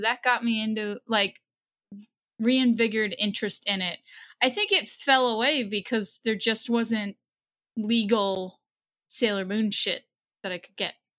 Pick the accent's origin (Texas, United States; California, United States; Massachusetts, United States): Massachusetts, United States; Waltham; I grew up in Waltham, Massachusetts, which is right outside of Boston